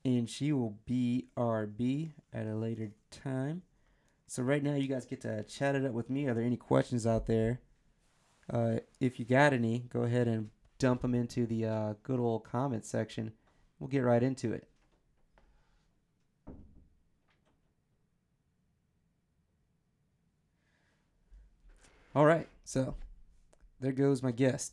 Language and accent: English; Michigan, United States; also born or lived in the South; now in New Jersey, United States; I was born and raised in Michigan